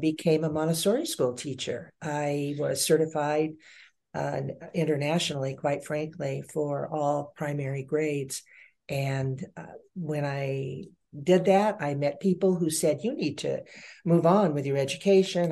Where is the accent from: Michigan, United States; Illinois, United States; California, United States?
California, United States; Lake Elsinore; also born or lived in Long Beach, California; Long Beach, uh, California, and a very small community called Lake Elsinore, California